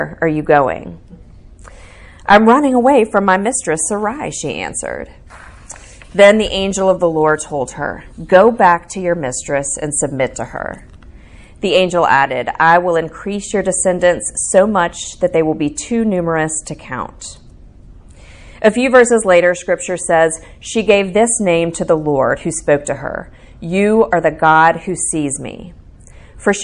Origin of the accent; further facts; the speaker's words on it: the South, United States; I'm from the South